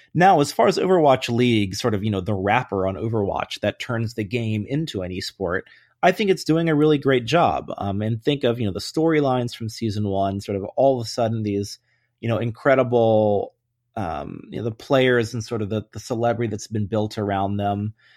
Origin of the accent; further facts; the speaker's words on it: Atlanta, Georgia, United States; I grew up in Atlanta, uh, when the Braves were really, really good